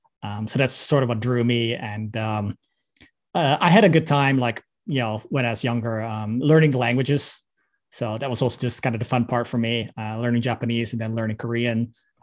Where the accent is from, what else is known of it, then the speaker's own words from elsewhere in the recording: Netherlands; No, I'm Dutch. I'm from the Netherlands.